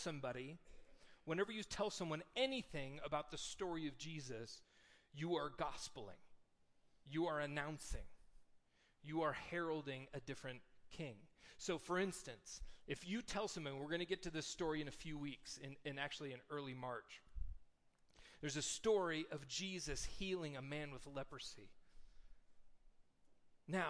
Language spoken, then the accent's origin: English; United States; we are American Christians